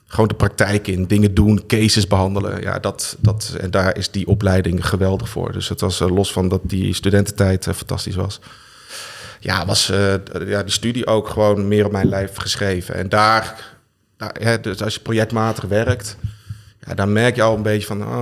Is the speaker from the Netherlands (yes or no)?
no; Germany; born there; ik ben geboren in Duitsland.